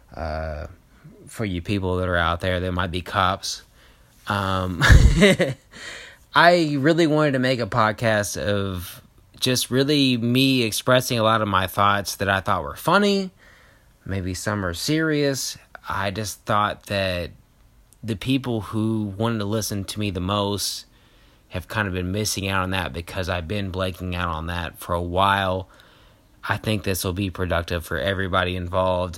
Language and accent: English; Kentucky, United States; moved away; I know everybody from back home because I grew up in Kentucky